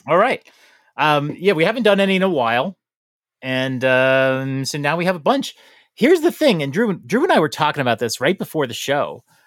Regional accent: New York, United States; moved away; I'm a New Yorker. I'm from New York.

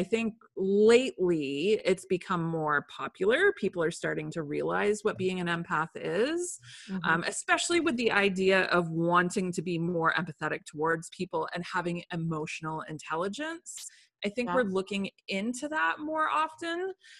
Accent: England, United Kingdom; born there; So I was born in England, and while I was there, I had a crazy high fever

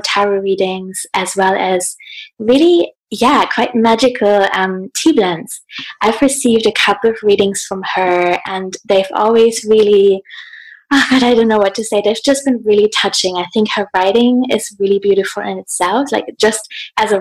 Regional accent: Hamburg, Germany; I'm in Hamburg in my hometown at the moment in Germany.

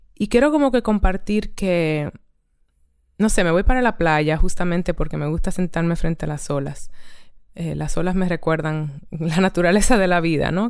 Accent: Dominican Republic; moved away; also born or lived in Barcelona; ahora estoy en, en mi país de origen, República Dominicana

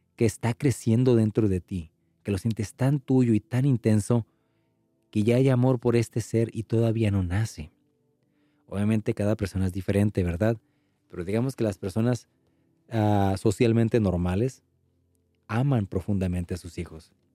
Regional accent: Mexico; los que somos mexicanos

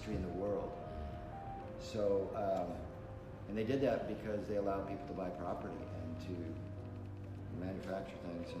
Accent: Detroit, Michigan, United States; I'm from Detroit, and Detroit was the most prosperous city in the world.

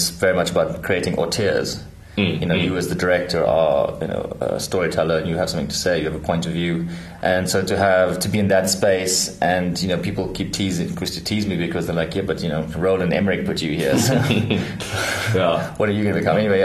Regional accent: Cape Town, Western Cape, South Africa; also born or lived in Port Elizabeth / England; And then we moved to a few places. I lived in Port Elizabeth. I started school in Port Elizabeth, and then when I went to high school, by the time I was at high school, we were back in Cape Town.

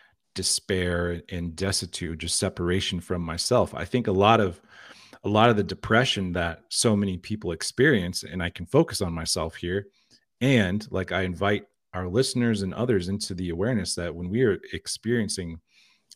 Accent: Liberal, Kansas, United States; I was born in Liberal, Kansas

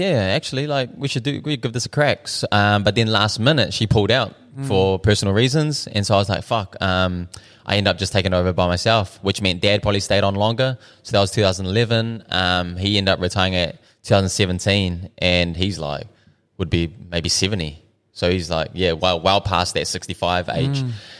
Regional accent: Dunedin, Otago, New Zealand; born there; I was born in Dunedin, but yeah, I was born here.

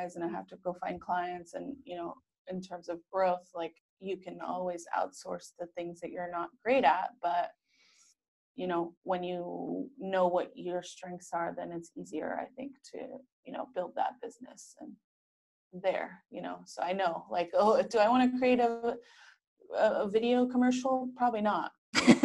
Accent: San Diego, California, United States; moved away as an adult; also born or lived in New York; now in San Diego, United States; I am from San Diego, born and raised

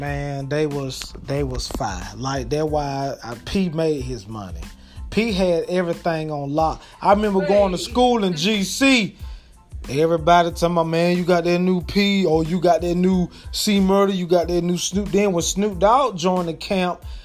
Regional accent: Crawfordville, Georgia, United States; Crawfordville, my hometown

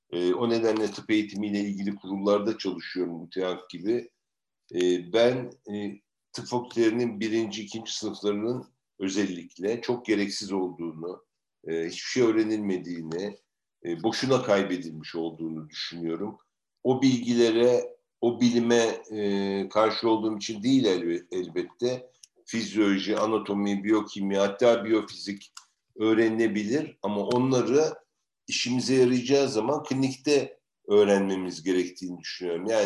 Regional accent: Turkey; Ee, bana nerelisin diye soruyorlar. Oradan bahsedeyim istersen. Türkiye'liyim diye cevap veriyorum.

